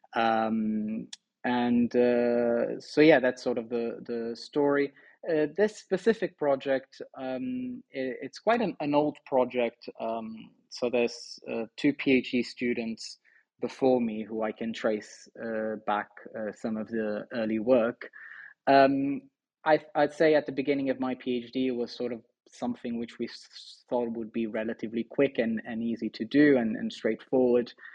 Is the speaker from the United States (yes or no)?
no; Póvoa de Varzim, Norte, Portugal; moved away; also born or lived in Porto; I spent most of my time in Porto. I'm actually from a, a town just outside Porto called uh, Povo de um, okay. and uh, but yeah, I mean, I, I spent my life there